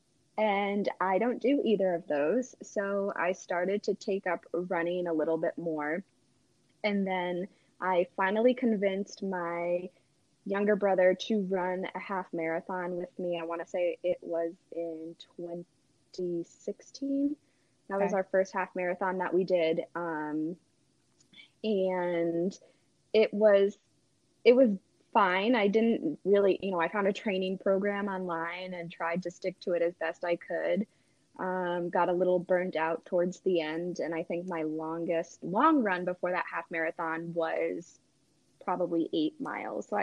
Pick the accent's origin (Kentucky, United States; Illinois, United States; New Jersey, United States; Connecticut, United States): Connecticut, United States; moved away as an adult; now in New Hampshire, United States; I grew up in Connecticut originally